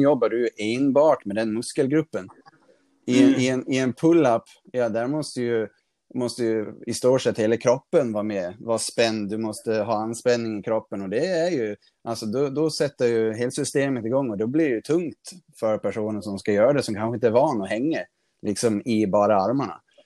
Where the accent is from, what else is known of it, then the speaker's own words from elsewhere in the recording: Gotland, Sweden; now in Stockholm, Sweden; nu bor jag uppe i Stockholm, men när jag bodde hemma på Gotland